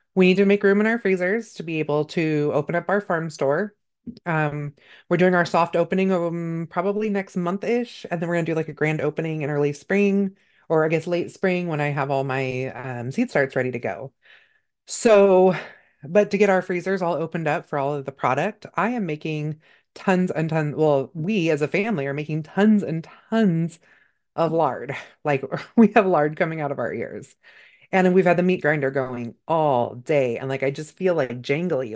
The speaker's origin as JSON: {"language": "English", "region": "Northern California", "country": "United States", "tie": "born or raised there", "said": "I grew up in Northern California."}